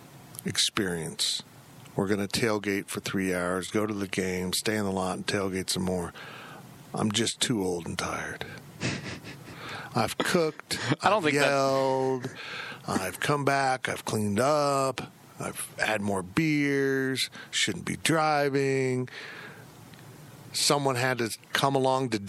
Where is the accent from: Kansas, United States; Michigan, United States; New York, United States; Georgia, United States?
Kansas, United States; Salina; I'm from Salina